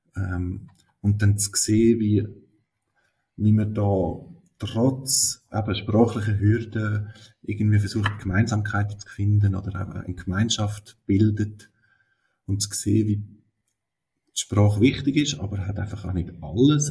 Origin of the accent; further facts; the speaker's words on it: Switzerland; bei uns in der Schweiz eine zusätzliche Schwierigkeit ist, dass wir da Schriftdeutsch lehren im Unterricht